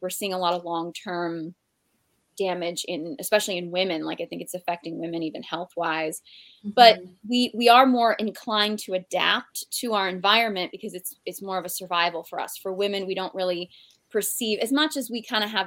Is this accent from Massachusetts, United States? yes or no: yes; Boston, Massachusetts, United States; I'm from Boston